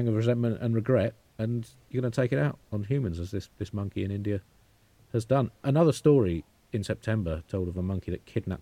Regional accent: United Kingdom; I'm British

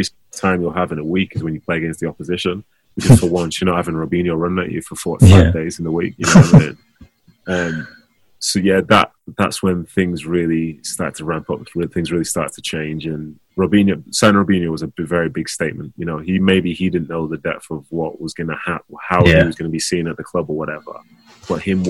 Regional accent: Manchester, North West England, United Kingdom; play for my hometown club

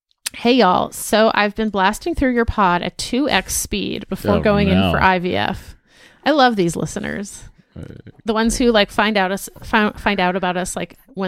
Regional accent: Torrance, California, United States; P.S. Also, I'm originally from Torrance. Actually, I'm third generation. My grandparents, parents, and extended family all went to Torrance High.

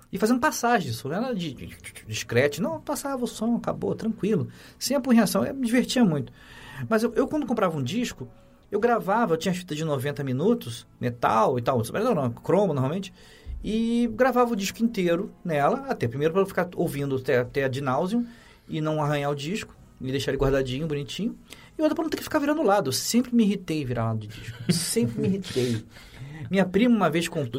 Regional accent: Rio de Janeiro, Brazil; now in São Paulo, Brazil; Eu cresci em Copacabana

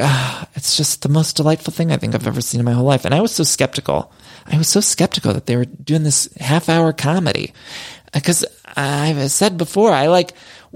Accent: Midwest, United States; I'm a Midwesterner.

